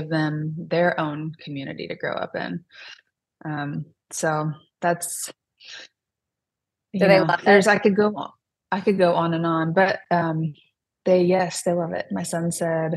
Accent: Sterling, Kansas, United States; moved away as an adult; I would leave my hometown.

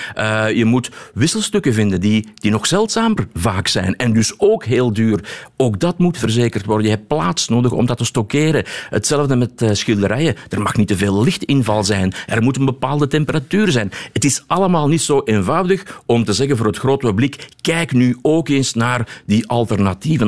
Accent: Belgium

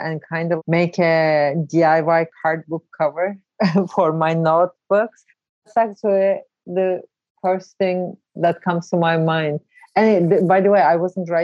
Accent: Ankara, Turkey; also born or lived in Brooklyn, New York; now in New York, United States; I'm originally from Ankara, Turkey.

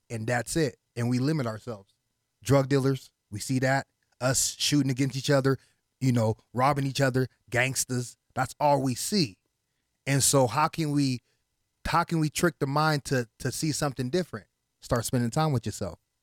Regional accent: Las Vegas, Nevada, United States; first language Haitian Creole; English is a second language; also born or lived in Miami, Florida / Haiti (ancestry); I came out here to Las Vegas when I was six years old.

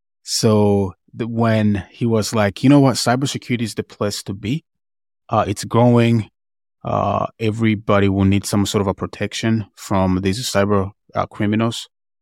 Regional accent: Tanzania; I'm from East Africa, Tanzania.

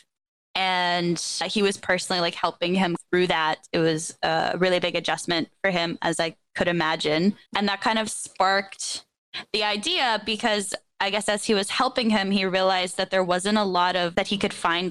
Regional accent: Toronto, Ontario, Canada; I am from Toronto, Ontario, so in Canada. Grew up there, have never lived anywhere else.

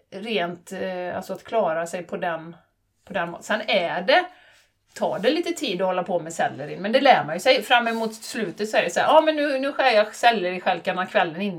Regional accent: Borås, Västra Götaland, Sweden; accent: Boråsiska; Är Boråsiska. Är boråsiska.

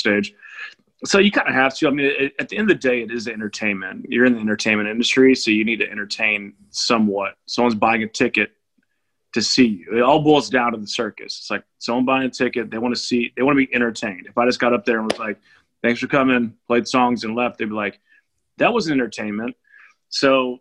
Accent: Houston, Texas, United States; also born or lived in Austin, Texas / Los Angeles / Nashville; born and raised Houston, Texas. That's where I'm at right now.

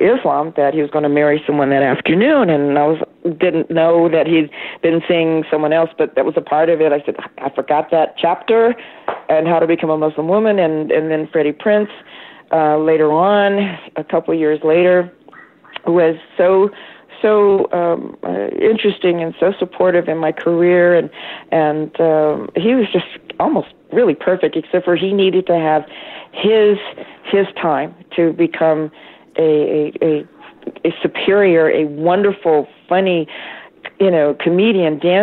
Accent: Midwest, United States; I was from the Midwest

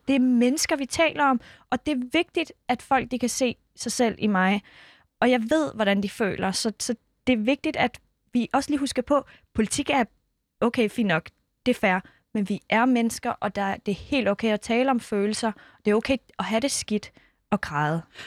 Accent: Skærbæk, Southern Denmark, Denmark; born or raised there; also born or lived in Iran / Kurdistan

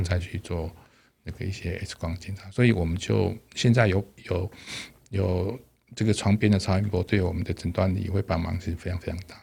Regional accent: Taipei, Taiwan; moved away as an adult; also born or lived in Dalin, Chiayi; 我从小到，到，到，在台北长大

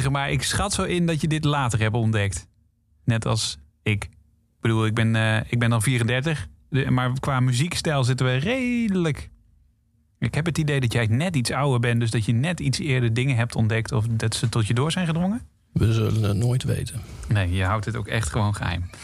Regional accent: North Brabant, Netherlands; moved away as an adult; now in Amsterdam, Netherlands; Ik ben een geboren Brabander en ik woon nu 15 jaar in Amsterdam.

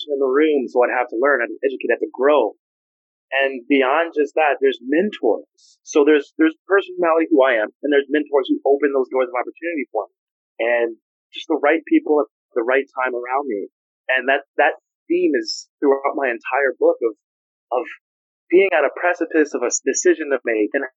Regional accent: Los Angeles, California, United States; I grew up in Los Angeles

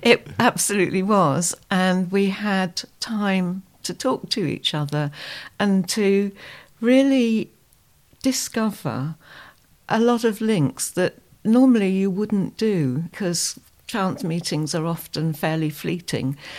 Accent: Dorset, South West England, United Kingdom; I'm from the United Kingdom, from a county, Dorset, which is, um, southwest

